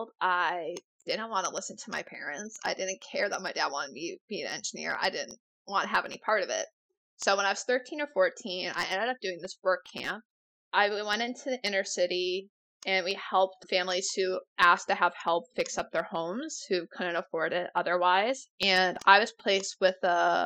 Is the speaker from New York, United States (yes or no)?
yes; Rochester, New York, United States; moved away; also born or lived in Halifax, Nova Scotia; I'm originally from Rochester, New York